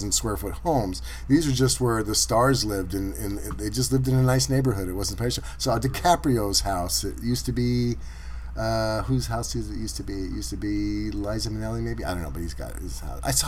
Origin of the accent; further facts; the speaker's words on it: California, United States; I've never been that far south in California, and this is my home state